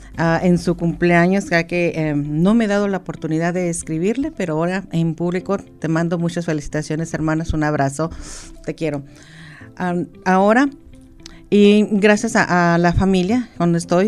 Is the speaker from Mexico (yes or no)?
yes; Mexico; now in United States; nosotros lo adoptamos como mexicanos, como latinos, hispanos